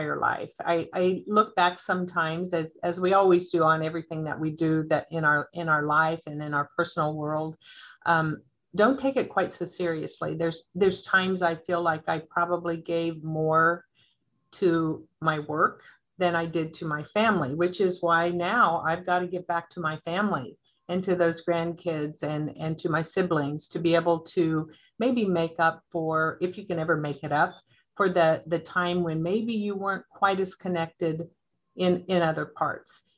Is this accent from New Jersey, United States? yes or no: no; Atwood, Kansas, United States; also born or lived in Hays, Kansas / McPherson, Kansas / Topeka, Kansas / Great Bend, Kansas; I grew up in Northwest Kansas in Atwood, out on actually a farm in southern Rawlins County